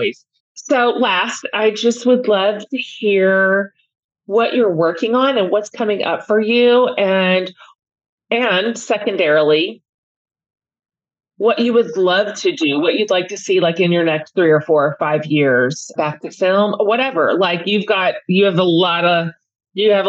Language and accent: English; Texas, United States; But I'm also Texan